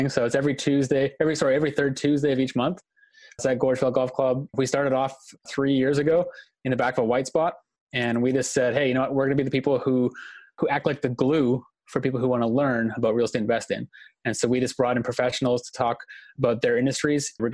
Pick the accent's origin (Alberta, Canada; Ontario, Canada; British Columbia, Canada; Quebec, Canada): British Columbia, Canada; Victoria; Born and raised in Victoria, BC.